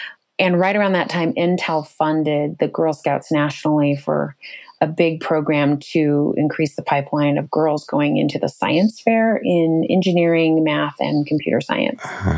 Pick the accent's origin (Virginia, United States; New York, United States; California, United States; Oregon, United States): Oregon, United States; also born or lived in Western states; I actually I grew up in Oregon mostly, but a number of Western states, and moved many, many times with my family